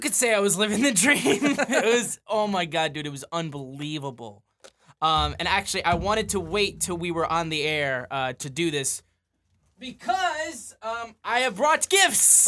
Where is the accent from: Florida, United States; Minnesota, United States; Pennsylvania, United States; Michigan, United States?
Michigan, United States; Davison; I'm from Davidson, like just outside of Flint